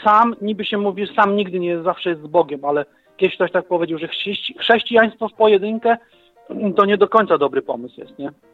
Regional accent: Leżajsk, Subcarpathian Voivodeship, Poland; ja jestem e, z Leżajska

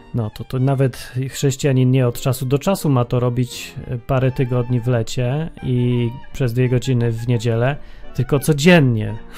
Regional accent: Poland; wszyscy my tam z Polski

